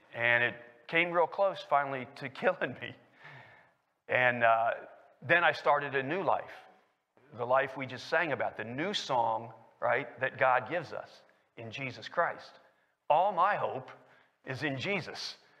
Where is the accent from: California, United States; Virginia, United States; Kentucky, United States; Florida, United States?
Kentucky, United States; Lexington; moved away as an adult; also born or lived in Washington, D.C.; I was born in Lexington, Kentucky, and raised there